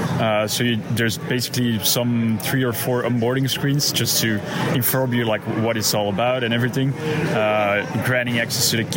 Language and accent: English; Belgium; now in New York, United States; I'm originally from Belgium but living now in New York.